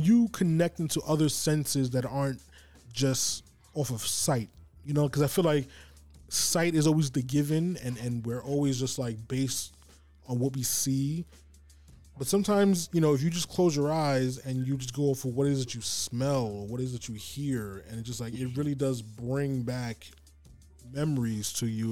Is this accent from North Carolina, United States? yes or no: no; New York City, New York, United States; I grew up uptown in Harlem, Manhattan